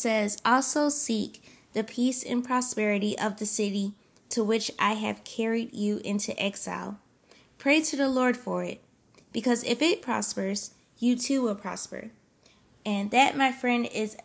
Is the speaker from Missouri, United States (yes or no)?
no; South Carolina, United States; moved away; also born or lived in Pennsylvania; Then we moved down to South Carolina to be, to be closer to some of my family on my mom's side